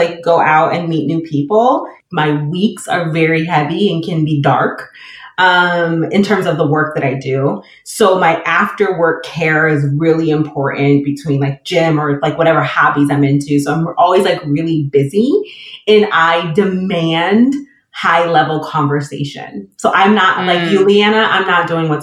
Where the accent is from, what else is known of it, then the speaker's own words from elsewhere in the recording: Michigan, United States; moved away as an adult; now in Inland Empire, California, United States; I'm from Michigan.